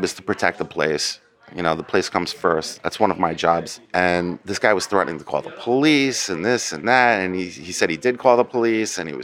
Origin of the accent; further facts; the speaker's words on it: Bergen County, New Jersey, United States; I grew up in New Jersey, Bergen County, New Jersey